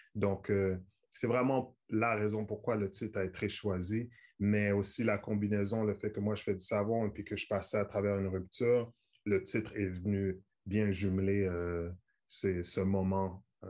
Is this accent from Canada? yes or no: yes; Montreal, Quebec, Canada; à Montréal, on est près de New York.